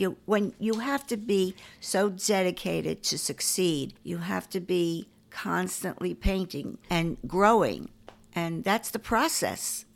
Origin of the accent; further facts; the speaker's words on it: New York City, New York, United States; I grew up in Forest Hills